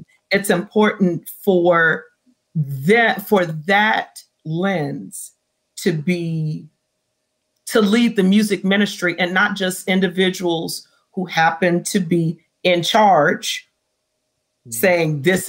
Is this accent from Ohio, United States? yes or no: no; Riverside, California, United States; So matter of fact, John, I'm from Riverside.